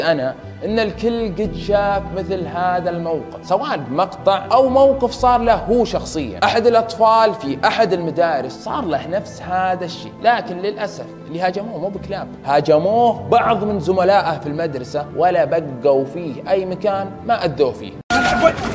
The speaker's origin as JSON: {"language": "Arabic", "country": "Saudi Arabia", "said": "حنا كشعب سعودي"}